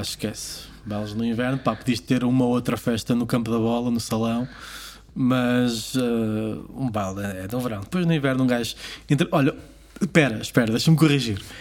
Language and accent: Portuguese; Portugal; moved away as an adult; also born or lived in Hamburg; o baile de São Silvestre, porque é a minha aldeia